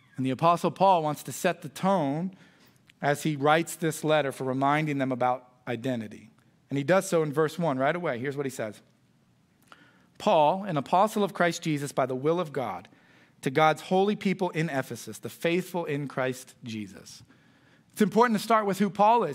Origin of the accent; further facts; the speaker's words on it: United States; I was raised in Boone County